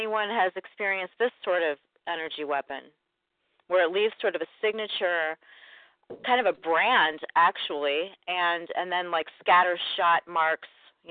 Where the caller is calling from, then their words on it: St. Louis, Missouri, United States; I'm from St. Louis. I've never called in before.